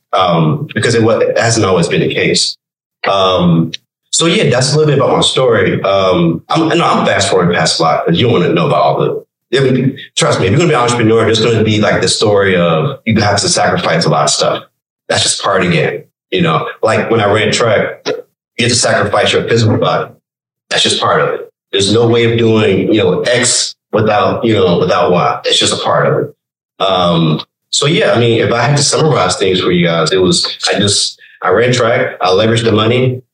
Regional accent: Virginia, United States; moved away; also born or lived in Richmond, Virginia (born) / Texas; I'm from Virginia

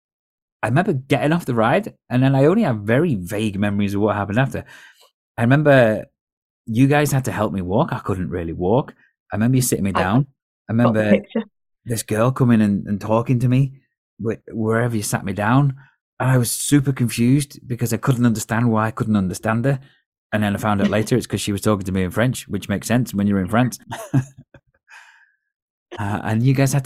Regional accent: Holywell, Wales, United Kingdom; Because I grew up in Holywell, which is a place in North Wales

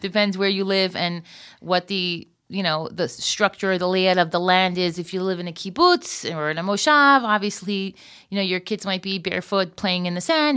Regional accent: Florida, United States; moved away as an adult; now in Israel; I was from Florida

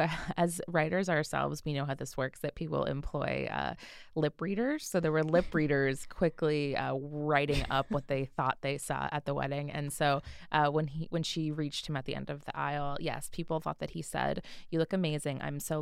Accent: United States; we're American.

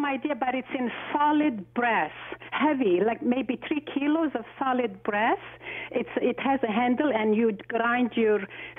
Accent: Aleppo, Aleppo Governorate, Syria; now in Toronto, Canada; I'm originally from Aleppo, Syria.

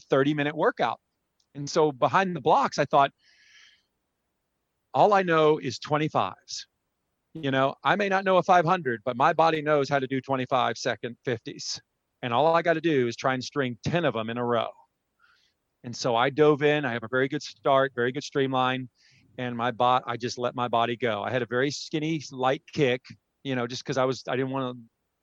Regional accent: San Antonio, Texas, United States; San Antonio, my hometown

